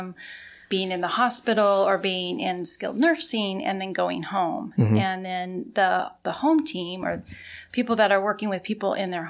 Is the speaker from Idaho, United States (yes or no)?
yes; Idaho, United States; moved away as an adult; also born or lived in Seattle, Washington / Maui, Hawaii / Bellevue, Washington; I grew up in Idaho